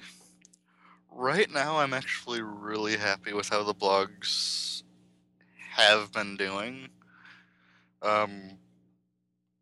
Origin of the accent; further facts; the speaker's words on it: Wisconsin, United States; I'm from Wisconsin